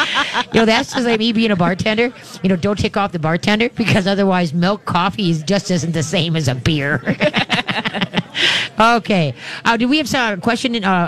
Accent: Roseville, Minnesota, United States; And I grew up in Roseville, so I love doing things in Roseville.

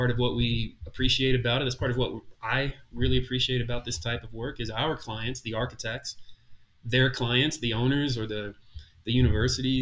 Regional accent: Brandenburg, Kentucky, United States; I grew up in Brandenburg, Kentucky, so 30 miles from Louisville

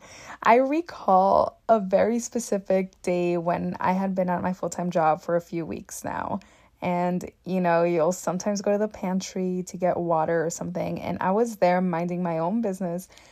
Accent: Texas, United States; English is a second language; also born or lived in Mexico / Austin, Texas / New York City; When I was little, I moved back and forth between Mexico and Texas quite a few times. So, when I finally decided to move back to Texas permanently, I was nine years old

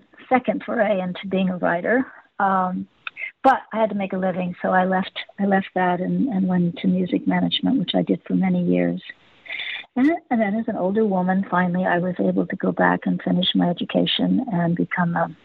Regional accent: Los Angeles, California, United States; I grew up in Hollywood

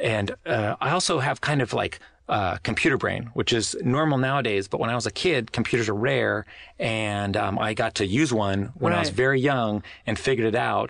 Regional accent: Ohio, United States; moved away; I grew up in Ohio, and I've lived a lot of other places, but that's mostly it

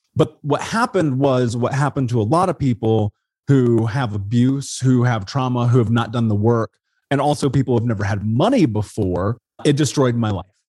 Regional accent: Indianapolis, Indiana, United States; moved away as an adult; now in Portland, United States; I grew up in Indianapolis

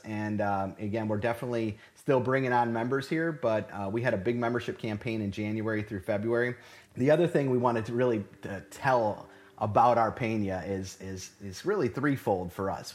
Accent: Cleveland, Ohio, United States; moved away as an adult; now in Houston, United States; originally born and raised in Cleveland, Ohio

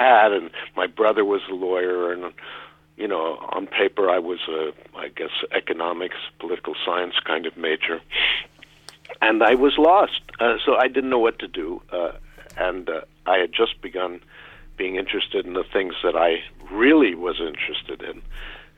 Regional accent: New York City, New York, United States; I grew up in Washington Heights in New York

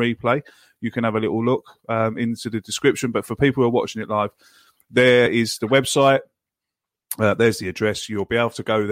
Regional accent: England, United Kingdom; now in Ireland; I live in Ireland, and as an Englishman living in Ireland

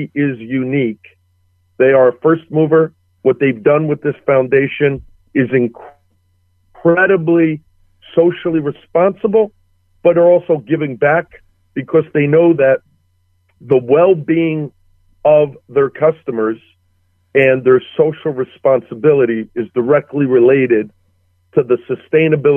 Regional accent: Paterson, New Jersey, United States; born and raised in Paterson, New Jersey

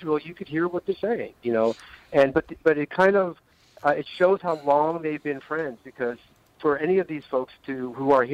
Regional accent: Los Angeles, California, United States; now in New York, United States; I was raised in L.A. and I left

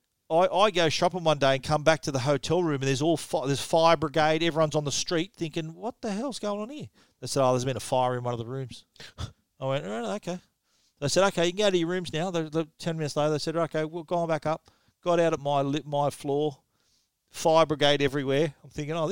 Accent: Australia; we're professional footballers from Australia

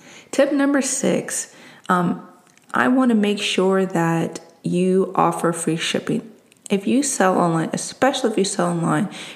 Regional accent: East Coast, United States; I'm from the East Coast

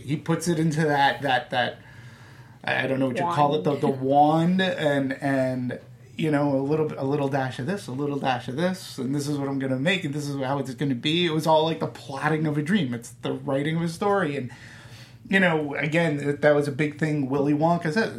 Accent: New England, United States; I'm from New England. We call it Buckingham

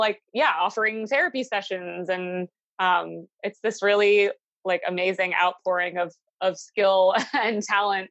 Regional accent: Williamstown, Massachusetts, United States; now in Chatham, United States; I grew up in Williamstown, Massachusetts, which is right on the border of New York

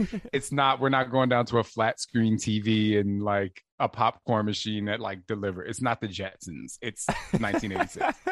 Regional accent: New Jersey, United States; also born or lived in Los Angeles, United States / New York, United States; now in Phoenix, United States; I'm from Jersey

